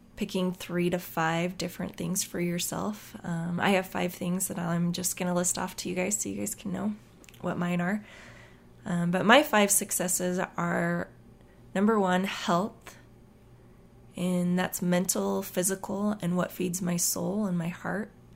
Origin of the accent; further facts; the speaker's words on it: Utah, United States; moved away; they would ask me where I was from. And I would tell them that I was from Utah